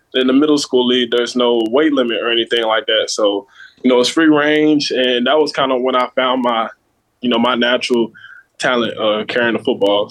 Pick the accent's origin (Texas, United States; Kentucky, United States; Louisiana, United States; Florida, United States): Kentucky, United States; Louisville; also born or lived in Las Vegas, Nevada; my hometown